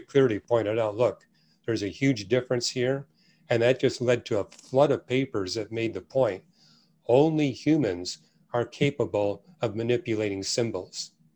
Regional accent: Canada; now in United States; every church I went to where I was raised in Canada

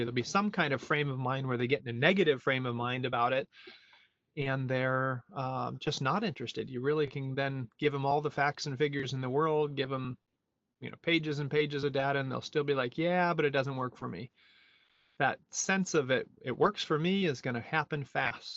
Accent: United States; moved away as an adult; also born or lived in Europe; I am an American who lived uh, 20 years abroad in Europe and came back here in 2010

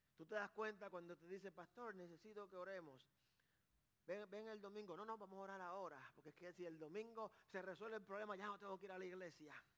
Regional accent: Carolina, Puerto Rico; yo soy de Carolina

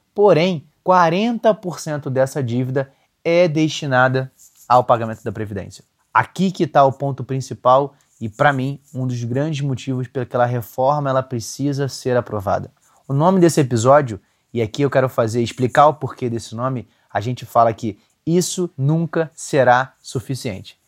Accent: Rio de Janeiro, Brazil; eu sou carioca

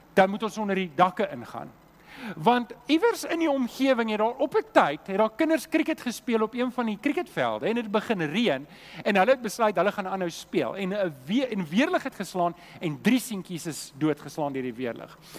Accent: Germiston, Gauteng, South Africa; also born or lived in Leondale; now in Cape Town, South Africa; ek het groot geword in Germiston

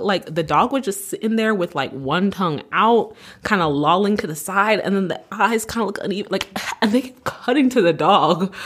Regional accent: Canada; I'm Canadian

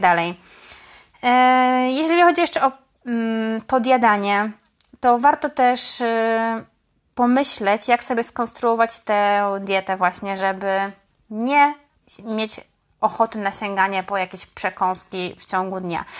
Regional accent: Poznań, Greater Poland, Poland; mówię to jako poznanianka

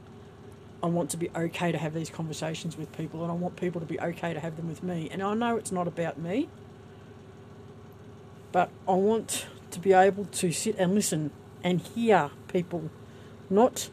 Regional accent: Australia

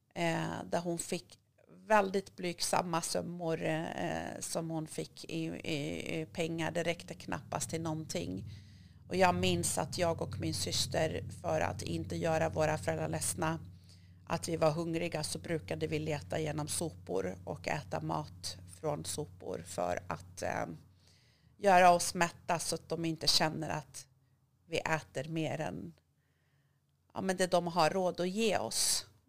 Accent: Hudiksvall, Gävleborg County, Sweden; Swedish is a second language; moved away; also born or lived in Iran / Rhodes, Greece / Thailand; jag är uppvuxen i en liten stad i Hälsingland som heter Hudiksvall, Glada Hudik

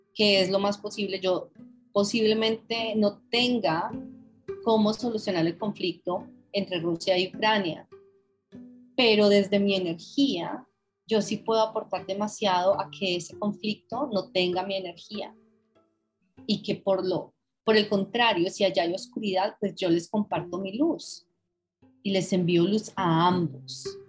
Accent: Colombia; moved away as an adult; also born or lived in London; yo viví en Londres 26 años y recién llegada yo, yo siempre decía, yo soy colombiana

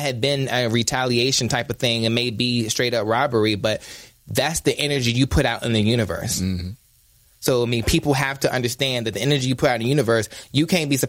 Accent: Ahoskie, North Carolina, United States; I'm from North Carolina

